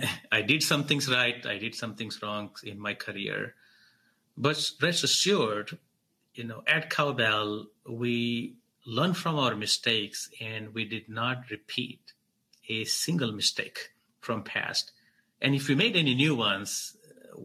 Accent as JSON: {"language": "English", "town": "Mumbai", "region": "Maharashtra", "country": "India", "also_born_or_lived": "New York, United States", "moved": "as an adult", "lives_now": "San Francisco Bay Area, United States", "said": "After migrating from Mumbai to New York while I was 18, I moved to Bay Area from New York"}